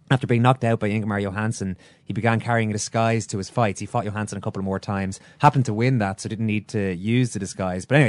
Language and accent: English; Ireland; we did as Irish people